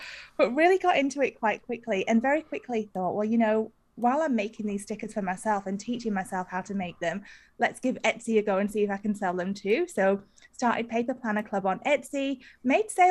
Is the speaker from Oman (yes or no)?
no; United Kingdom; moved away as an adult; now in Australia; I am British, although I live in Australia. I've been here for about 15 years.